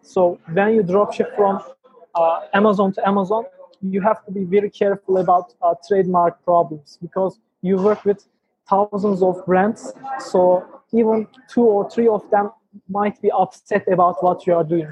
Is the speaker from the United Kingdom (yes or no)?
no; Ankara, Turkey; I, was born in Ankara, the capital of Turkey, and I'm 20 years old